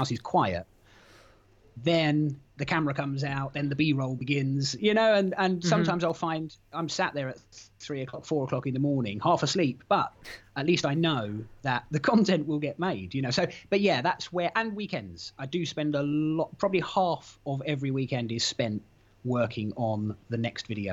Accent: London, United Kingdom; moved away as an adult; now in Norfolk, United Kingdom; I was born in North London and lived there for a long time, went to school in that sort of area, and then moved further up north, and I now live in Norfolk.

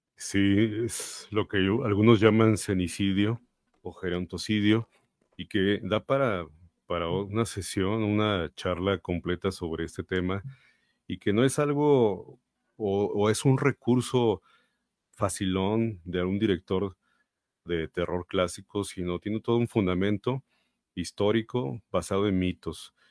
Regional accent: Mexico; nosotros como mexicanos

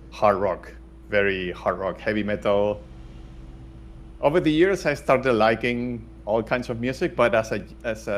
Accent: Valencia, Valencian Community, Spain; I was born in Valencia, raised in Valencia, studied here in Valencia

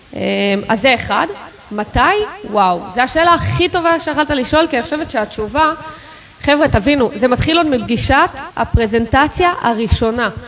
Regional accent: Israel; אנחנו כישראלים

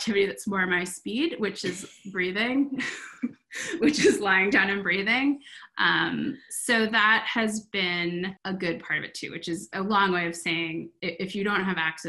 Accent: Vermont, United States; I grew up in Vermont, and I am in Vermont now

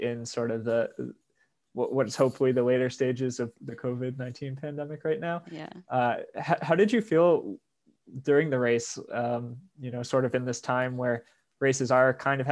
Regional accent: East Coast, United States; I'm from the East Coast

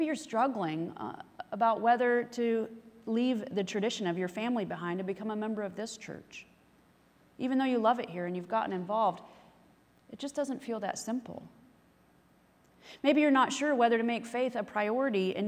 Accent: the Bible Belt, United States; growing up in the Bible Belt

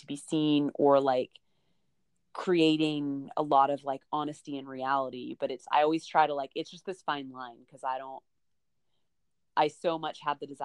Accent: United States; as an American

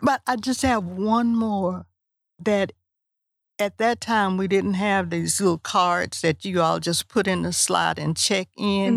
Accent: Huntsville, Texas, United States; I was from Huntsville

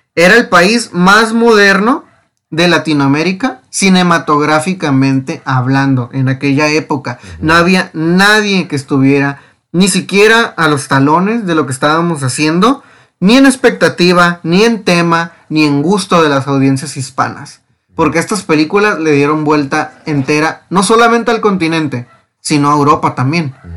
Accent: Mexico; lo que somos como mexicanos

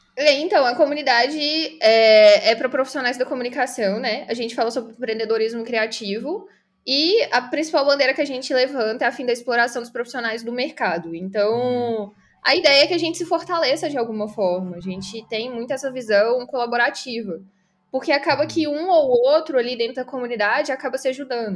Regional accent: Belo Horizonte, Minas Gerais, Brazil; Sou de BH, Minas Gerais

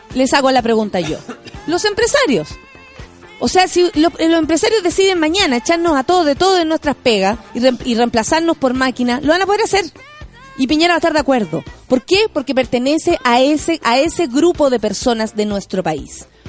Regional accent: Chile; soy chilena, no soy chilenita

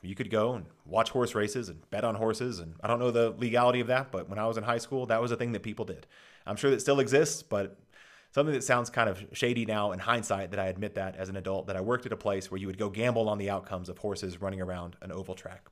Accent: Dallas, Texas, United States; I grew up in Dallas, Texas

